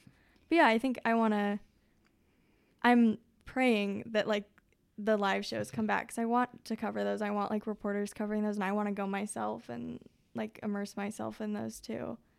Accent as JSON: {"language": "English", "town": "Omaha", "region": "Nebraska", "country": "United States", "said": "I was never like fully in a music scene in Omaha either, where I'm from."}